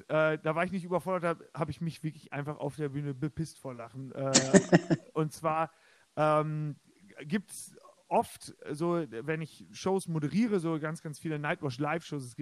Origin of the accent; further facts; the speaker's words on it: Bulgaria; ich meine, ich komme ja aus Bulgarien.